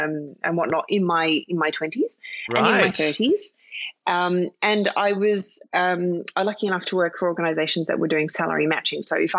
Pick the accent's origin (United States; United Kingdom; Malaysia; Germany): United Kingdom; London; born there; also born or lived in Philippines / Australia; So I was born in London. And spent, I think, 4 years there, and then spent 4 years in the Philippines, and then moved to Australia.